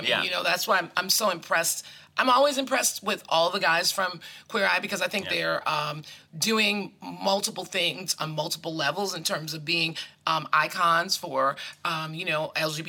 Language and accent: English; Midwest, United States; I love that as a born Midwesterner.